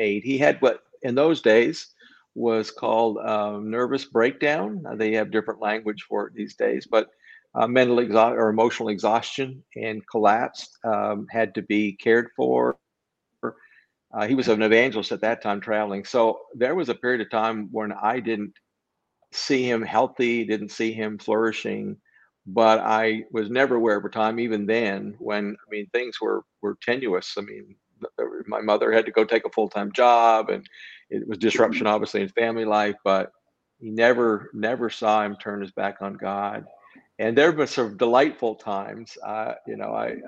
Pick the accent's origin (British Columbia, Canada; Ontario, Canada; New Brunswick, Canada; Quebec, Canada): New Brunswick, Canada; was born in New Brunswick, Canada. My family's all from that area, Prince Edward Island, Nova Scotia, New Brunswick